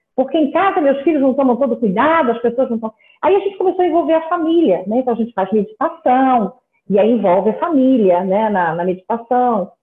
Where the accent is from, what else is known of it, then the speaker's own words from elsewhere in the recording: Rio de Janeiro, Brazil; Eu sou carioca